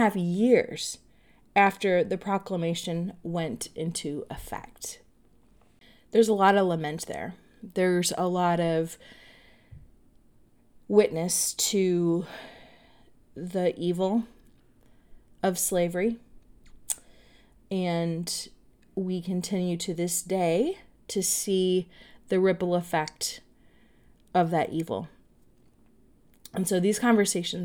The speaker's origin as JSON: {"language": "English", "region": "Michigan", "country": "United States", "tie": "born or raised there", "said": "growing up in Michigan"}